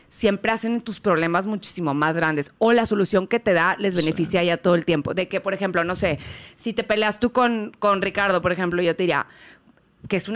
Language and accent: Spanish; McAllen, Texas, United States; Texas, soy niña frontera